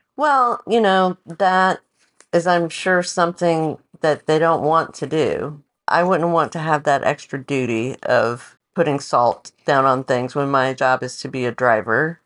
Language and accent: English; the South, United States; now in Portland, United States; grew up in the South